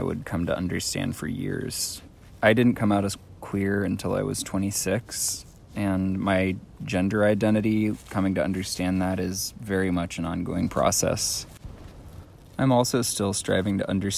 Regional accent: Fort Bragg, California, United States; I grew up here on this unceded Pomo and Yuki tribal territory that we currently know as Fort Bragg

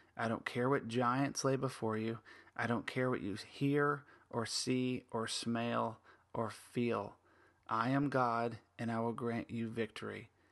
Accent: United States; as an American

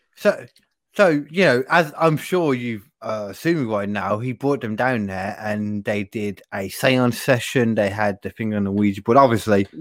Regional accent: United Kingdom; I'm a British person

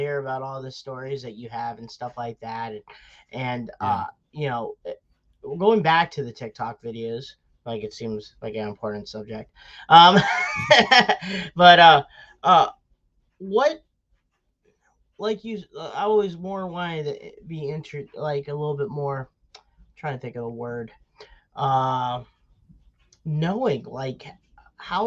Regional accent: Wellsburg, West Virginia, United States; I'm from Wellsburg, West Virginia, which is about 45 minutes outside of Pittsburgh

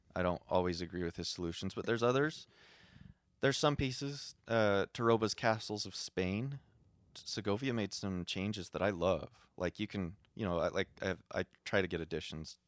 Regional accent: Utah, United States; I'm a hick from Utah

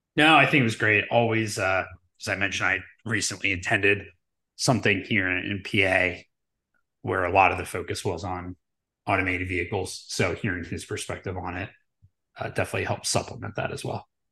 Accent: Delaware County, Pennsylvania, United States

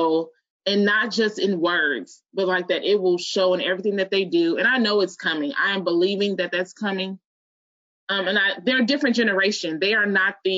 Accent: Chicago, Illinois, United States; moved away as an adult; also born or lived in New Orleans, Louisiana; I'm originally from Chicago, and I moved, went to college in New Orleans, went back to Chicago, moved back to New Orleans.

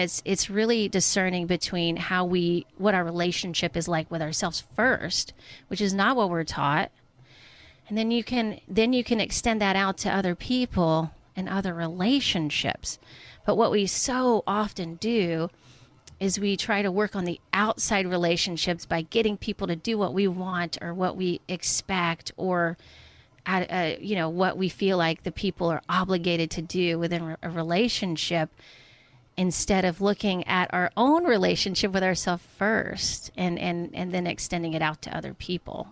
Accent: Atlanta, Georgia, United States; moved away as an adult; now in Portland, United States; I grew up in Atlanta, Georgia

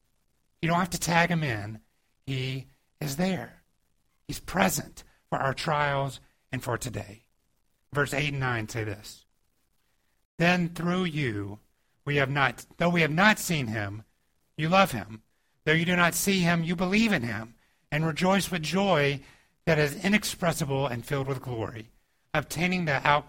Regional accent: Georgia, United States; moved away; I grew up in the South and in Georgia

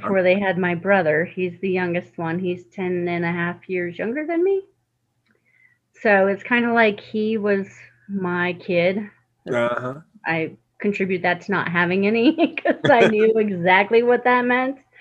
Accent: Rawlins, Wyoming, United States; I was born in Rawlins, Wyoming.

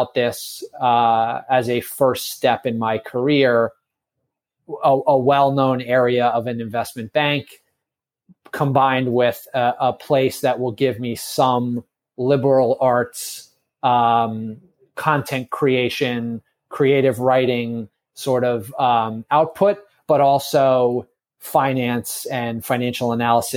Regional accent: Bergen County, New Jersey, United States; now in New York City, United States; I am from Bergen County, New Jersey. I was sort of born and raised a little bit outside of New York City

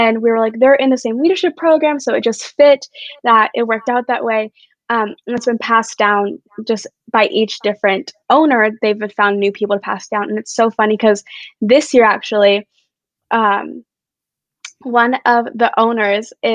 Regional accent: Brentwood, California, United States; now in Arizona, United States; Brentwood, which is where I grew up in the Bay Area in California

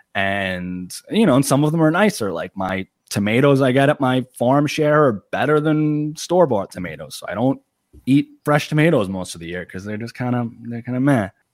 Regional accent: Long Island, New York, United States; I'm from Long Island, New York

